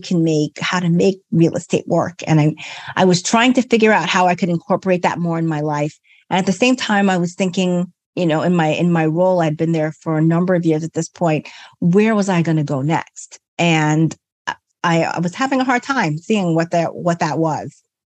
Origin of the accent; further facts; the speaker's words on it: New York, United States; I grew up in New York.